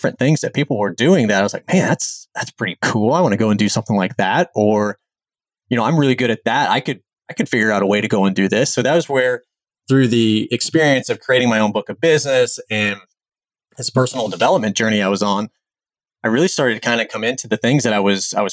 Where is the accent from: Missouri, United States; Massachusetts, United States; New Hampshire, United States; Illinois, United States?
Missouri, United States; Jefferson City; I grew up in the Jefferson City, Missouri area